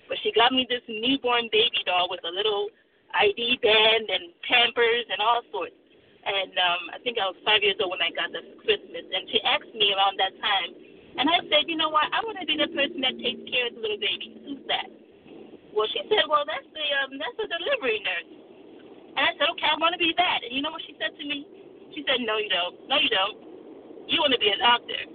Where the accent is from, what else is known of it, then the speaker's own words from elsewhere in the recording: Washington, District of Columbia, United States; we're the last two of four kids um, and we were all raised here in the United States. Um, but our, our parents were first generation immigrants to the United States from Nigeria.